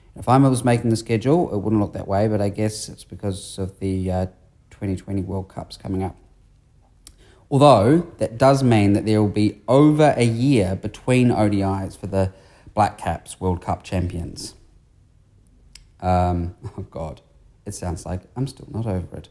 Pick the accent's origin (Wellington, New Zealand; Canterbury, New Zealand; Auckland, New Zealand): Canterbury, New Zealand; Christchurch; my hometown of Christchurch